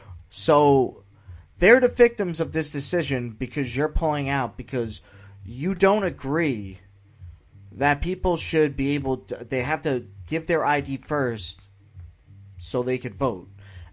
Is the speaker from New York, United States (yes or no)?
yes; New York, United States; now in Florida, United States; I live in the state of Florida, so I am allowed to vote here, even though I was born in New York.